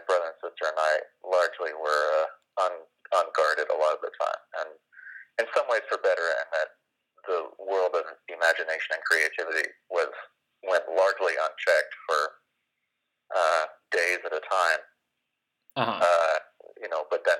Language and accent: English; Los Angeles, California, United States; I grew up in Los Angeles in the Valley